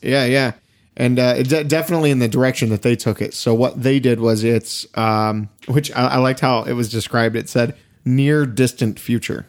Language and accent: English; East Texas, United States; we're both from East Texas